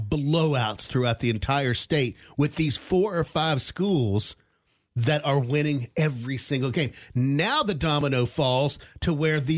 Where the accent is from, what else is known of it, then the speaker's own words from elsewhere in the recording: Elkview, West Virginia, United States; moved away; My whole, hometown, Elkview, which is where I'm from, which is about 20 minutes north of Charleston, West Virginia